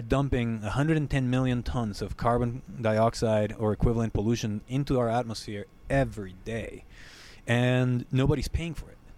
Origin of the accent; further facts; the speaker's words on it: Guatemala; moved away as an adult; now in United States; I grew up in Guatemala